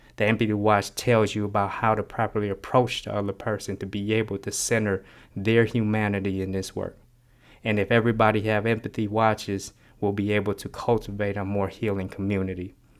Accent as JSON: {"language": "English", "town": "Oakland", "region": "California", "country": "United States", "tie": "born or raised there", "also_born_or_lived": "Cambodia", "accent": "West Oakland slang", "said": "I grew up in West Oakland"}